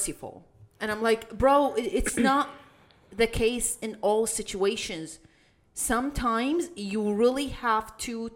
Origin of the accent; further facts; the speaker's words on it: Iraq; I come from Iraq